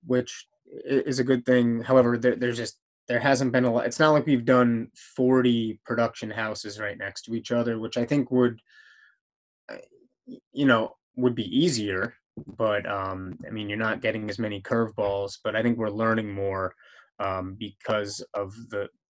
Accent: Jamestown, Rhode Island, United States; I grew up in Jamestown, Rhode Island

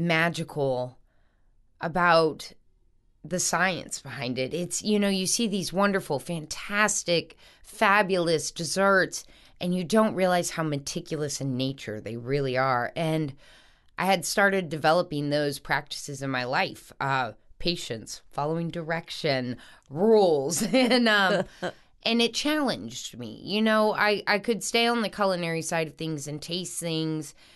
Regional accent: North Shore, Louisiana, United States; also born or lived in New Orleans, United States; I grew up on the North Shore for a while

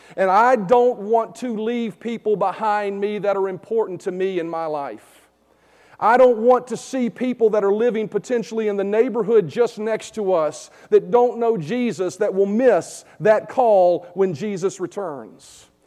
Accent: Vinton, United States; come move back to my hometown here in Vinton

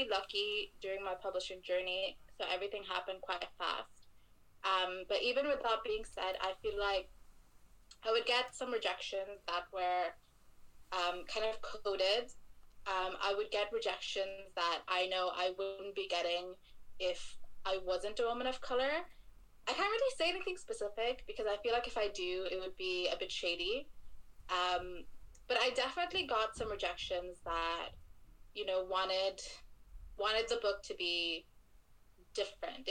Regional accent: Dhaka, Dhaka Division, Bangladesh; also born or lived in Sylhet, Bangladesh; I had a lot of houses in Bangladesh

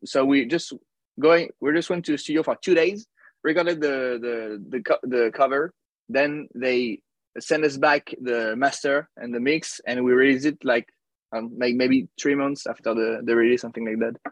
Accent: Paris, Île-de-France, France; I'm from Paris, France. Oh, I'm close to Paris. I'm not in Paris.

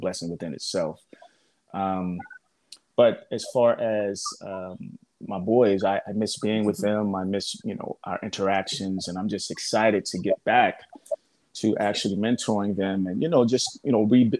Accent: New Jersey, United States; moved away as an adult; also born or lived in Florida; now in Palm Springs, United States; I was born in Florida, but I grew up in New Jersey. So I came from the East Coast and I got to Palm Springs in 2011

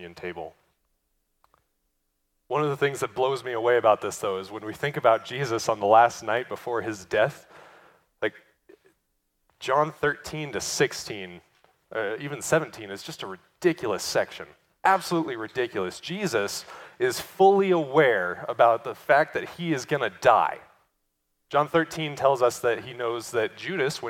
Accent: United States; as American Christians

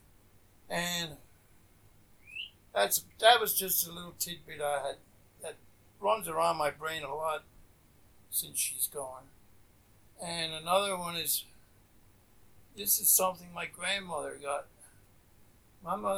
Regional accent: Reinholds, Pennsylvania, United States; I grew up in Reinholds

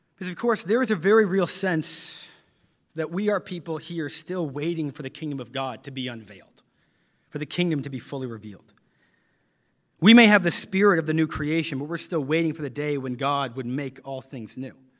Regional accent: London, Ontario, Canada; moved away; my hometown of London, Ontario, Canada

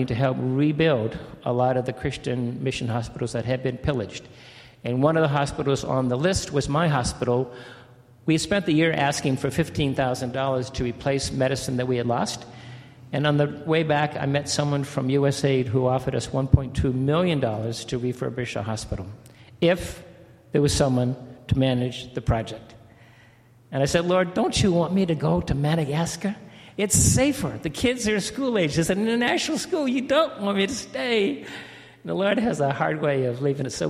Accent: Cape Cod, Massachusetts, United States; moved away as an adult; also born or lived in Mali / Congo / Middle East; where I was raised in Cape Cod, everyone speaks and looks like me

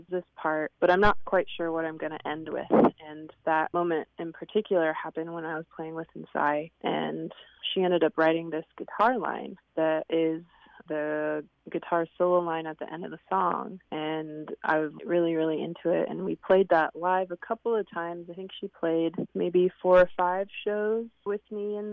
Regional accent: Swinomish Indian tribal community, Northwest Washington State, United States; I grew up in the Swinomish Indian tribal community that's in between Seattle and Bellingham in Northwest Washington State

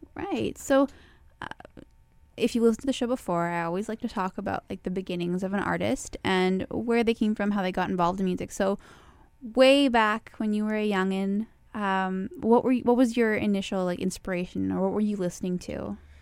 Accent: Winnipeg, Manitoba, Canada; moved away; also born or lived in Arizona; I grew up in Winnipeg

